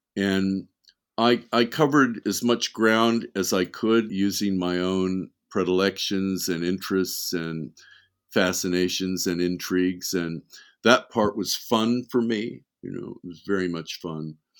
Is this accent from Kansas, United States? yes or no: no; Beverly Hills, California, United States; also born or lived in Wisconsin; we moved to Beverly Hills when I was, I think I was eight years old